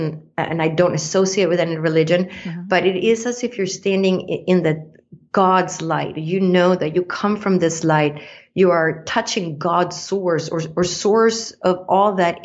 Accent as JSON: {"language": "English", "country": "Sweden", "tie": "born or raised there", "moved": "yes", "said": "I grew up in Sweden, in Scandinavia, that has, you know, outside Stockholm is 24,000 islands"}